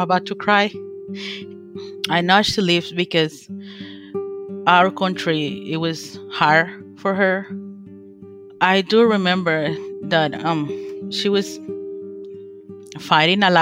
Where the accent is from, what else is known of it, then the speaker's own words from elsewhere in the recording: Honduras; moved away; when I was in Honduras, I was 10 or 12 years old